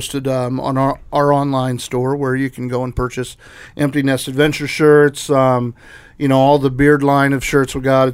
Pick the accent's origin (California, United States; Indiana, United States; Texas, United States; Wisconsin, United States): Indiana, United States; we're two guys from Indiana